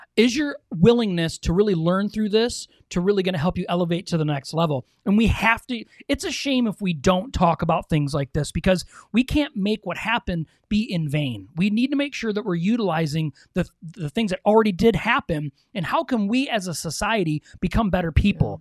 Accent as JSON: {"language": "English", "region": "Michigan", "country": "United States", "said": "we're from Michigan"}